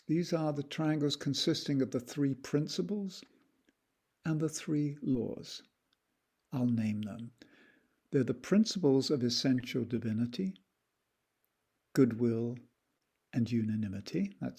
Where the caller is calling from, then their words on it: Ojai, California, United States; I'm participating from Meditation Mount in Ojai, Southern California.